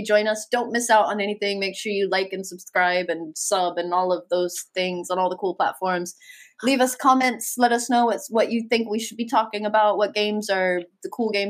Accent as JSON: {"language": "English", "country": "United States", "said": "I am an American"}